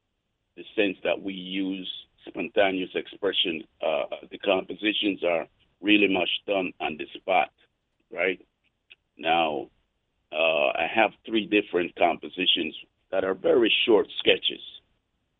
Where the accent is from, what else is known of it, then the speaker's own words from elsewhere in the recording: Colón, Panama; I was born in Panama, Colón